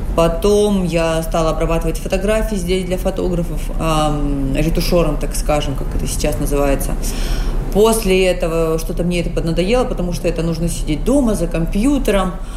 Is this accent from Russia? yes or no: no; Kazakhstan; moved away as an adult; now in Dominican Republic; я сама из Казахстана. А, живу в Доминикане уже больше 9 лет